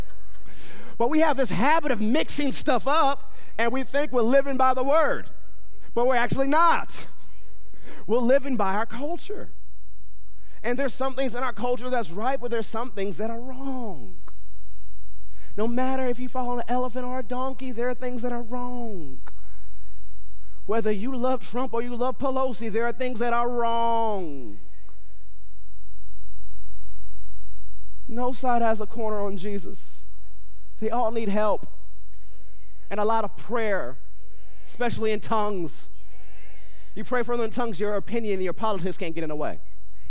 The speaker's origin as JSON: {"language": "English", "country": "United States", "said": "all Americans, all races within this nation"}